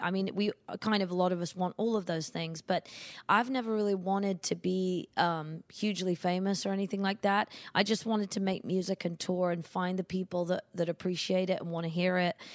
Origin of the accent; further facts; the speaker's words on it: United Kingdom; moved away as an adult; now in United States; being a British artist